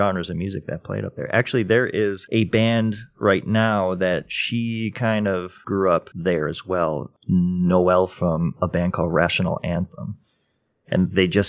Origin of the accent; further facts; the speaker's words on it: Minocqua, Wisconsin, United States; I grew up in Minocqua most of my adolescent years.